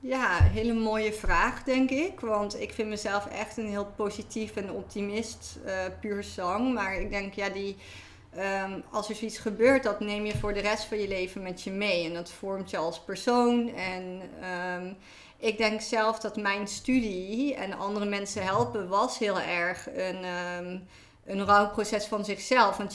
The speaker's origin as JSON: {"language": "Dutch", "region": "Limburg", "country": "Netherlands", "tie": "born or raised there", "also_born_or_lived": "Utrecht", "moved": "as an adult", "lives_now": "Amsterdam, Netherlands", "said": "Ehm, oorspronkelijk kom ik uit Limburg, eh, dus heel"}